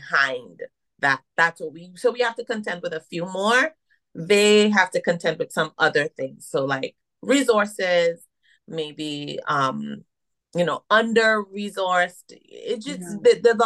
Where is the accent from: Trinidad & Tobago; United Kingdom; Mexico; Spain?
Trinidad & Tobago; moved away as an adult; now in United States; I was born here and I left around four and I moved to Trinidad. That's where my mom is from and my dad is from Jamaica. So I am a Caribbean woman. I identify as that. You can hear it. I can't hide it. That's where I was raised.